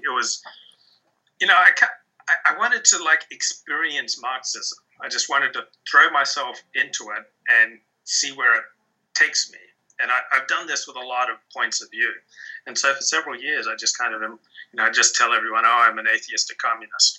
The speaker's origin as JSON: {"language": "English", "country": "Australia", "said": "I'm from Australia"}